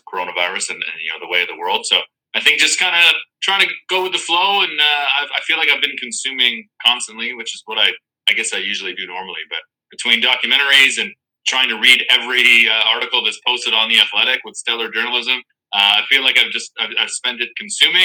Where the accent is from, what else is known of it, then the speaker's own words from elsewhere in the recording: Windsor, Ontario, Canada; I grew up in Windsor, so right next to Detroit.